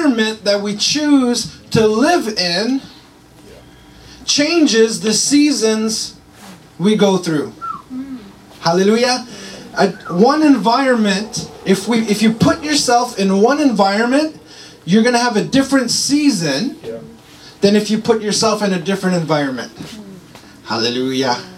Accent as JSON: {"language": "English", "town": "Montreal", "region": "Quebec", "country": "Canada", "moved": "yes", "said": "I'm from Montreal."}